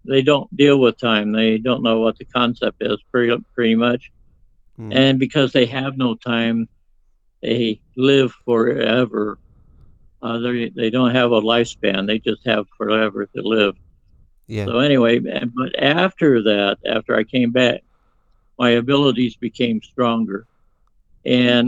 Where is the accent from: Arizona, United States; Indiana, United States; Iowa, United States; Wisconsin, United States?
Arizona, United States; Phoenix; I was born in 1949 in Phoenix, Arizona, in the United States.